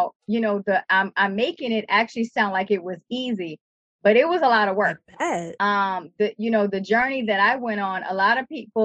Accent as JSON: {"language": "English", "town": "New Orleans", "region": "Louisiana", "country": "United States", "tie": "born or raised there", "said": "growing up in New Orleans"}